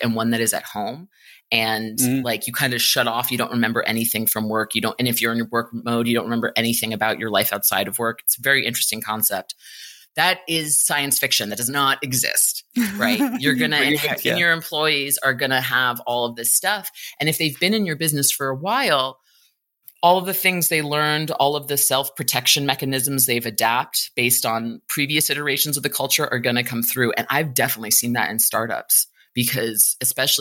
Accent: New York City, New York, United States; I grew up in New York City.

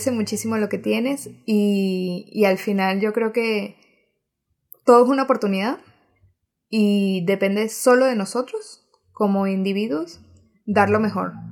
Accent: Venezuela; nosotras somos mega venezolanas y amamos con locura Venezuela.

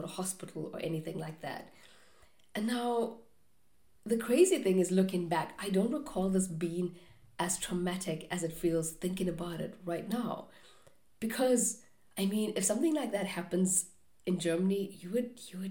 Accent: South Africa; moved away; growing up in South Africa, which is not the safest place to live

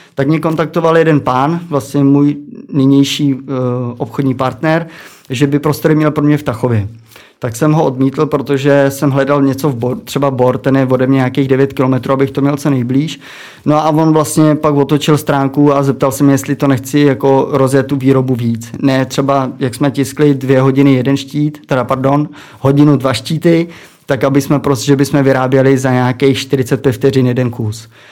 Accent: Přimda, Plzeň Region, Czechia; jsem vlastně z Přimdy u německých hranic

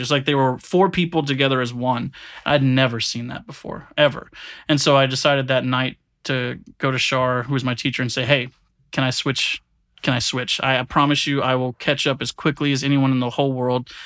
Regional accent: Williston, Florida, United States; moved away as an adult; I'm from a really small country town in Florida. It's called Williston

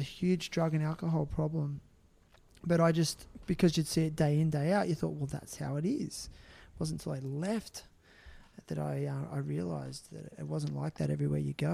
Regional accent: Australia; I'm Australian

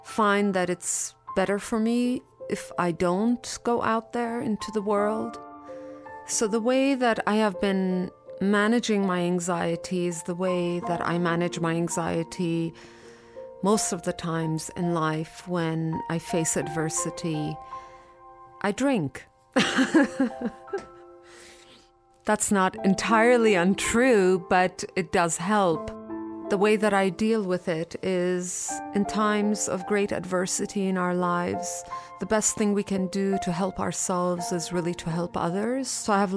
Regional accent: India; also born or lived in Iran; now in Los Angeles, United States; I was born in Iran, raised in India, and I currently live in Los Angeles

